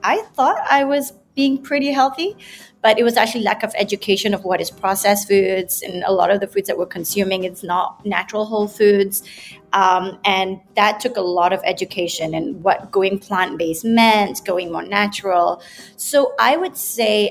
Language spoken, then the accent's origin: English; Malaysia; also born or lived in United Kingdom; I come from Malaysia, lived there most of my life, and studied in the UK.